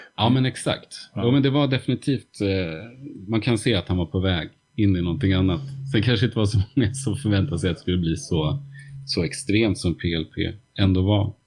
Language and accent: Swedish; Uppsala, Uppsala County, Sweden; Baroviak i Uppsala, som ju var min hemstad